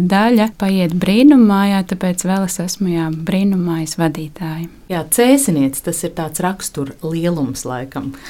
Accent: Cēsis, Latvia; moved away as an adult; also born or lived in Riga / Ikšķile; atgriezāmies cēsīs līdz ar to viņa piedzimšanu, tas ir pirms astoņiem gadiem. Un tad tu vari jā, to savu dzimto pilsētu

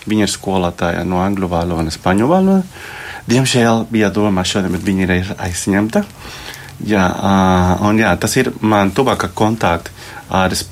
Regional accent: Colombia; now in Latvia; Es esmu no Kolumbijas.

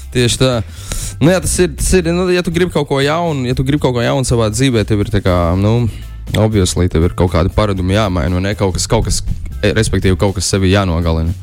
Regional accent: Talsi, Kurzeme, Latvia; manā dzimtajā pilsētā

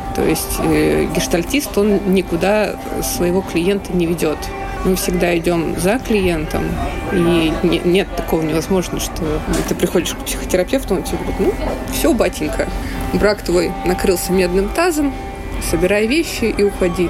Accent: Russia; moved away as an adult; also born or lived in Saint Petersburg; now in Berlin, Germany; я э, родилась, выросла в России

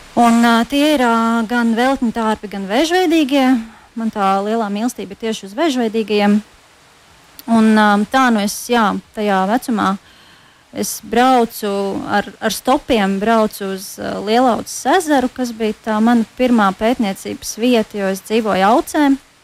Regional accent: Latvia; moved away; also born or lived in Norway; Latvijā, kas ir, kas ir man dzimtā zeme

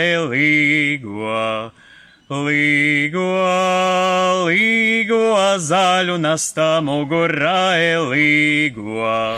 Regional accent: Rucava area, Kurzeme, Latvia; Šo melodiju iemācījos jau agrā bērnībā, kad Rucavas pusē To dziedāja mana mamma, vecā mamma

